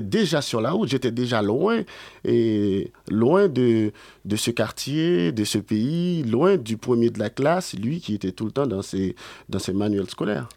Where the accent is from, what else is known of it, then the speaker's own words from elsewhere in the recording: Port-au-Prince, Ouest, Haiti; moved away; je suis né à Port-au-Prince et j'ai grandi là-bas aussi.